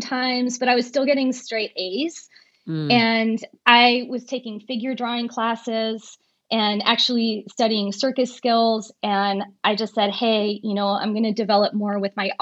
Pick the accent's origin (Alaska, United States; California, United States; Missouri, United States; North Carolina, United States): California, United States; San Francisco; now in Los Angeles, United States; I was raised in San Francisco